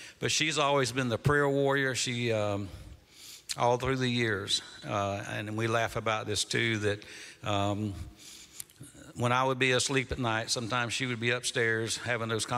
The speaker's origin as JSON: {"language": "English", "town": "Fitzgerald", "region": "Georgia", "country": "United States", "tie": "born or raised there", "moved": "as an adult", "lives_now": "Kennesaw, United States", "said": "we grew up in South Georgia"}